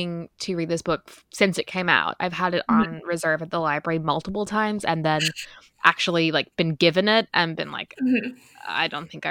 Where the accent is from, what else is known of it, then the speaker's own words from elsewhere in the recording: Ireland; accent: Irish; or All Adults Here, as I would say in my Irish accent, by Emma Straub.